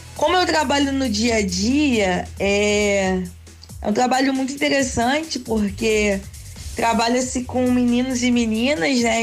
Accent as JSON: {"language": "Portuguese", "town": "Nova Friburgo", "region": "Rio de Janeiro", "country": "Brazil", "moved": "yes", "lives_now": "São Gonçalo, Brazil", "said": "Eu sou lá da região serrana do Rio. Eu sou de Nova Friburgo."}